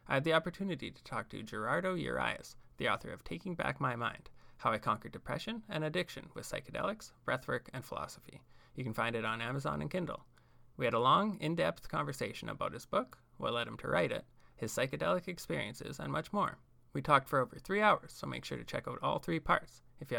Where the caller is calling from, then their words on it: Saskatchewan, Canada; Saskatchewan, Canada.